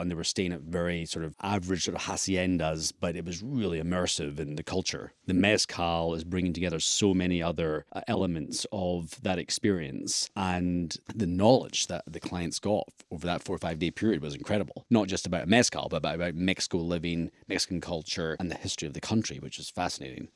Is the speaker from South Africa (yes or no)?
no; Scotland, United Kingdom; being a Scot myself